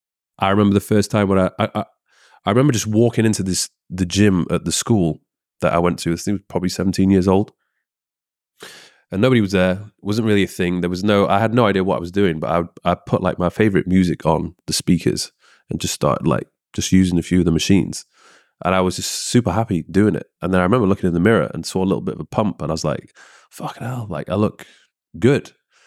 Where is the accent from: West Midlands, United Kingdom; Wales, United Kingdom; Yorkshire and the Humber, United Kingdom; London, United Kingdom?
Yorkshire and the Humber, United Kingdom; Leeds; Leeds, yeah.